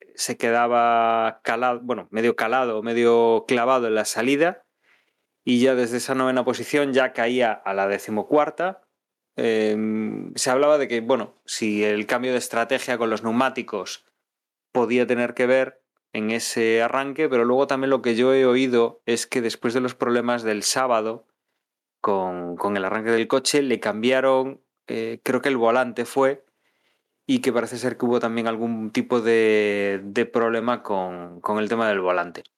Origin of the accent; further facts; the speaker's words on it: Spain; como aficionado español